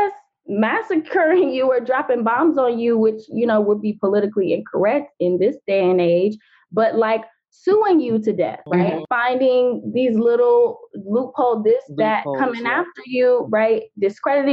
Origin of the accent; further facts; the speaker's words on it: Atlanta, Georgia, United States; that's where I am. That's my hometown as well. So shout out to Atlanta